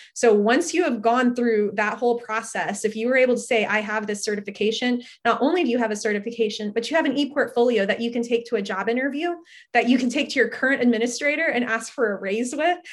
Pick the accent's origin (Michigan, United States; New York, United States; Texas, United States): Texas, United States; Fort Worth; now in Austin, United States; I grew up in the Fort Worth area